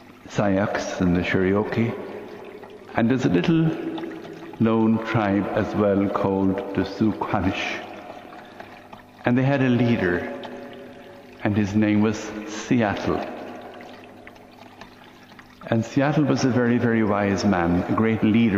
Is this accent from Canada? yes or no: no; Limerick, Munster, Ireland; born or raised there